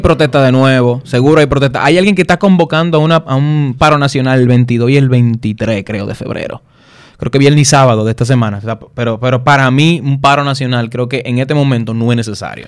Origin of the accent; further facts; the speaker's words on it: Dominican Republic; Somos todos dominicanos